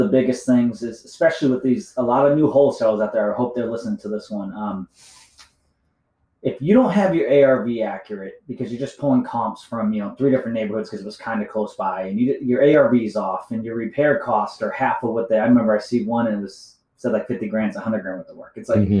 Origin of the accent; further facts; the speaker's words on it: Boston, Massachusetts, United States; Like, I'm from Boston.